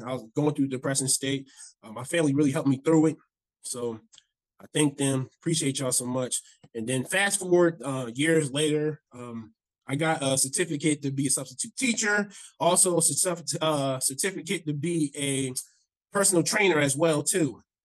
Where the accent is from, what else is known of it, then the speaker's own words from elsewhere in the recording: Browns Mills, New Jersey, United States; I grew up in New Jersey. Um, I always say because nobody knows what this town is, so I always say near Fort Dix. So I grew up in this small town called Browns Mills